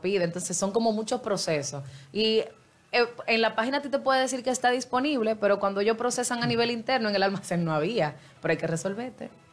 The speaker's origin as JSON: {"language": "Spanish", "country": "Dominican Republic", "said": "a nosotros como dominicanos"}